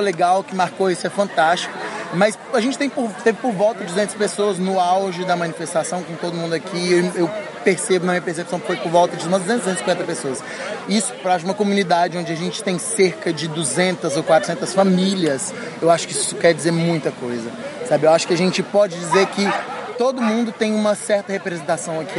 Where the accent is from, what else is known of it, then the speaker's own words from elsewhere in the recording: Brazil; moved away; a gente saiu do Brasil, a gente nunca vai deixar de ser brasileiro